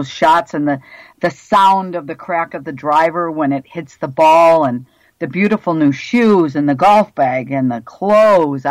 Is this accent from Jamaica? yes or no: no; Dunkirk, New York, United States; moved away as an adult; also born or lived in Miami, Florida / Pensacola, Florida; now in Buffalo, United States; I was born in Dunkirk, New York, a small little town about 40 miles south of Buffalo.